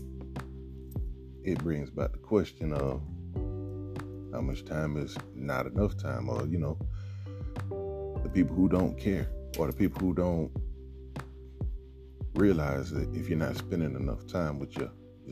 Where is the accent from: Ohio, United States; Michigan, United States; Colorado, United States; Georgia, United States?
Georgia, United States; Atlanta; my hometown.